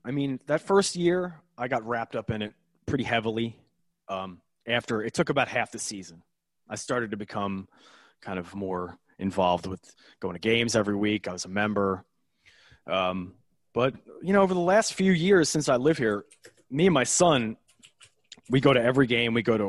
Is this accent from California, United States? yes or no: no; Philadelphia, Pennsylvania, United States; being a Philadelphian